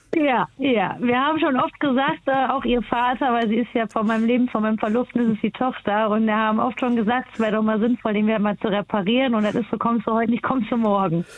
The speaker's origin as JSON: {"language": "German", "region": "Hesse", "country": "Germany", "said": "ich bin ja selber Hesse"}